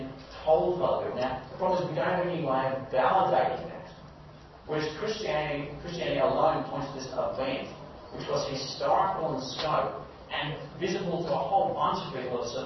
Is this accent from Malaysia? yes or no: yes; Malaysia; I grew up in Malaysia, where Buddhism and Hinduism were extremely popular